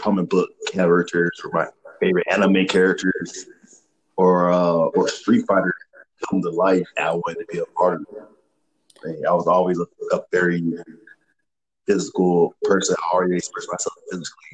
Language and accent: English; Memphis, Tennessee, United States; moved away as an adult; also born or lived in Fort Bragg, North Carolina; now in Colorado, United States; I'm originally from Memphis, Tennessee